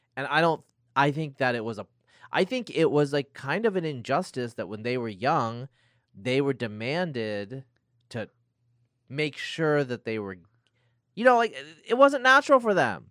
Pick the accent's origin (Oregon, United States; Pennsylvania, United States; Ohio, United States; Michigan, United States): Oregon, United States; Northeast; moved away; I grew up in Northeast Oregon